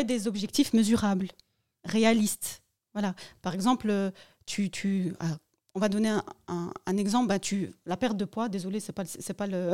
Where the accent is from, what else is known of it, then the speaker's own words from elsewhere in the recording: Morocco; moi, je suis marocaine